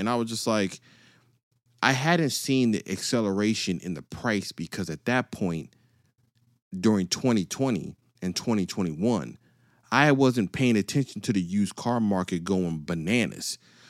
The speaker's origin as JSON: {"language": "English", "region": "East Coast", "country": "United States", "tie": "born or raised there", "said": "See, I grew up on the East Coast and the West Coast. So I went from sunny to snow."}